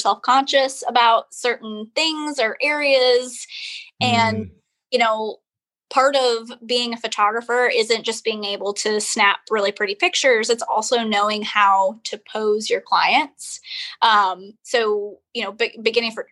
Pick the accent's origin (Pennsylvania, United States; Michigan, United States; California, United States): Michigan, United States; Waterford; moved away as an adult; now in Charleston, United States; the town that I'm from is called Waterford